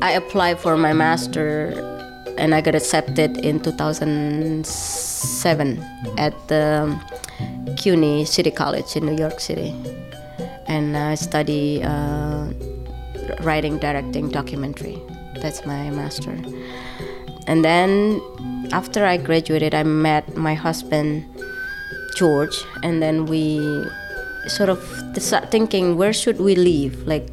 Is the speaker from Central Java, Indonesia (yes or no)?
yes; Surakarta, Central Java, Indonesia; moved away as an adult; now in West Stockbridge, United States; I grew up in the poor side of Solo